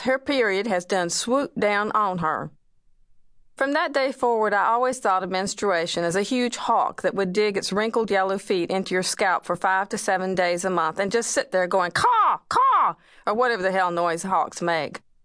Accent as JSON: {"language": "English", "town": "Wilmington", "region": "North Carolina", "country": "United States", "tie": "born or raised there", "said": "it's filmed in my hometown"}